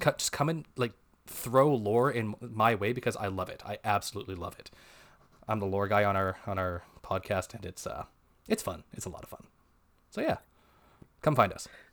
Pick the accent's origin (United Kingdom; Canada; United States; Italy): Canada; we're Canadian, actually. We're on the west coast of Canada.